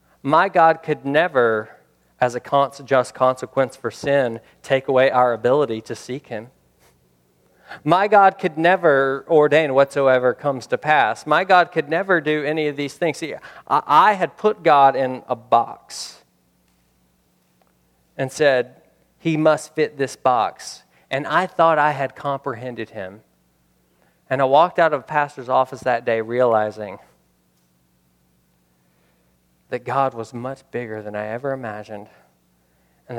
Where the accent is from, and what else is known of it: United States